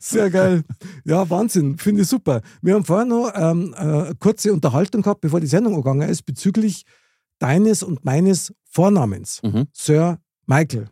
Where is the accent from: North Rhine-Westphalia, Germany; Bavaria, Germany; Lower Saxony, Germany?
Bavaria, Germany; Munich; ich bin in München geboren, Innenstadt, Stiegelmeier Platz